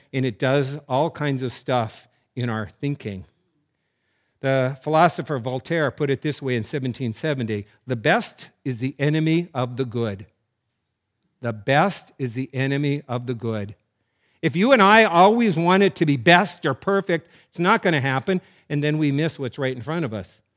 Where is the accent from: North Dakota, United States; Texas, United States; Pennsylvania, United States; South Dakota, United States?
North Dakota, United States; Growing up in North Dakota